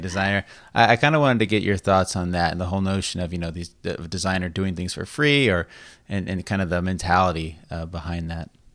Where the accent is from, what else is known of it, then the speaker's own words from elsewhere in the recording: Las Vegas, Nevada, United States; moved away as an adult; also born or lived in San Diego / Reno; now in Sacramento, United States; I was born and raised in Las Vegas as well. And I left when I, um, graduated high school.